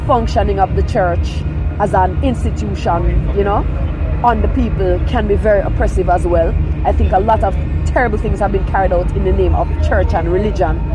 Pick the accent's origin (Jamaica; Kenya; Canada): Jamaica; Kingston; also born or lived in Falmouth, Trelawny, Jamaica; originally from Trelawney, West what? Jamaica, yeah. And then I grew up in Kingston